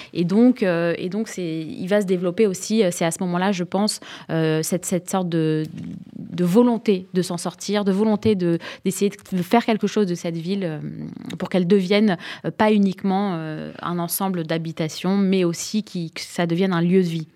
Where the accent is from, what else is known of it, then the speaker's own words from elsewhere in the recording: Sarcelles, Île-de-France, France; moved away; sarcelloise de naissance